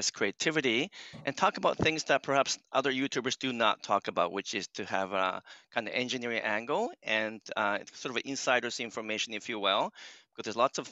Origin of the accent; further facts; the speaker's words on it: Japan; moved away; also born or lived in United States / Canada; So I'm born and raised in Japan, but I went to school in US and Canada. So I grew up in both countries.